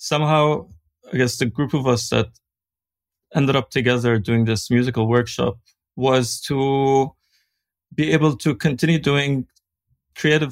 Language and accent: English; Beirut, Beirut Governorate, Lebanon; growing up in Beirut